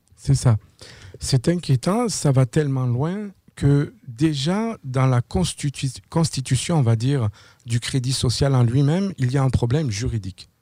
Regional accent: France; moved away as an adult; now in Quebec, Canada; je suis euh, au Québec depuis l'année 2009. Je viens de France.

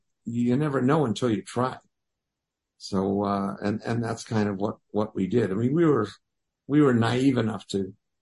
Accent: Wisconsin, United States; now in Los Angeles, United States; growing up in Wisconsin

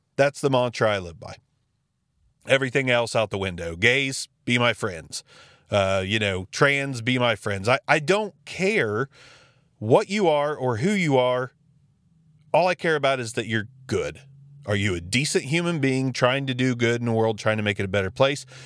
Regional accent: Jackson, Ohio, United States; my hometown, Jackson City Library. It is one of the most fantastic resources we have in the small town of Jackson, Ohio

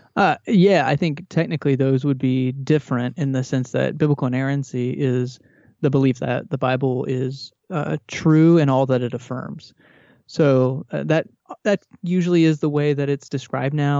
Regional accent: Texas, United States; I grew up in Texas in a Southern Baptist, uh, home

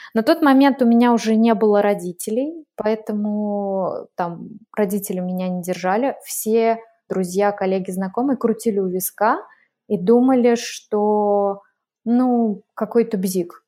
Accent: Glazov, Udmurtia, Russia; moved away as an adult; also born or lived in Moscow, Russia; now in Lake Garda, Italy; я в 2005 так уехала, и э, из Глазова в Москву, а в 2015 из Москвы вот сюда, на Гар

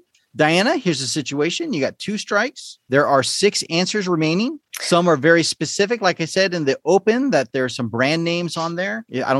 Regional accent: Southern California, United States; growing up in Southern California.

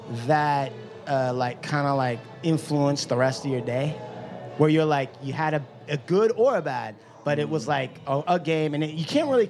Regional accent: Washington, United States; moved away; I grew up in Washington.

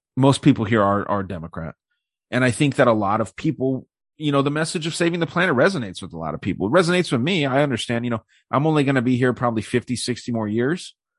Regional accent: Tucson, Arizona, United States; my hometown here

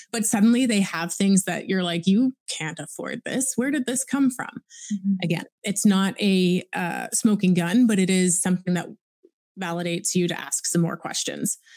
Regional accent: Oakville, Ontario, Canada; I was born and raised in Oakville, Ontario.

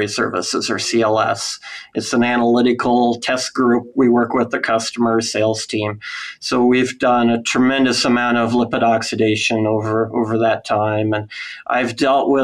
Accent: Iowa, United States; I'm from Iowa

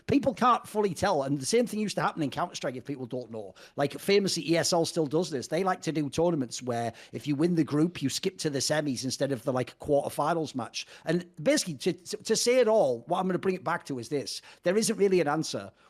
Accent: Cyprus; we're all from Cyprus. Cyprus sponsors esports.

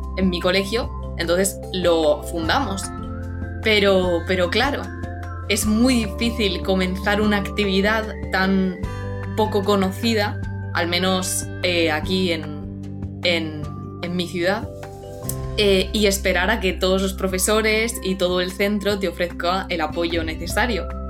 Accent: Cartagena, Region of Murcia, Spain; tengo 16 años y soy de Cartagena, de la región de Murcia.

